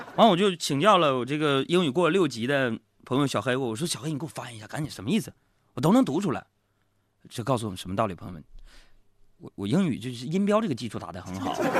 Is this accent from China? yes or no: yes; Northeast China, China; 我随随便便做一个东北人